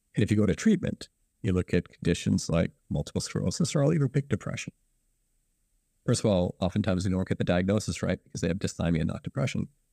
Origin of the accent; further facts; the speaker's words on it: Guelph, Ontario, Canada; also born or lived in Ann Arbor, Michigan; I was raised in Guelph